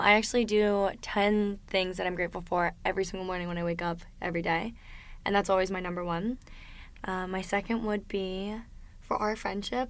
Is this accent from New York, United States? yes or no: no; Delaware, United States; moved away as an adult; now in South Florida, United States; I was born and raised in Delaware, and the first time that I ever moved out of the state of Delaware was when I came to school